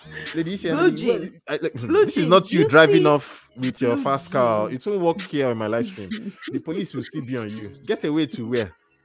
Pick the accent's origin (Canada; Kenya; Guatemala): Canada; Calgary, Alberta; from Calgary, Canada.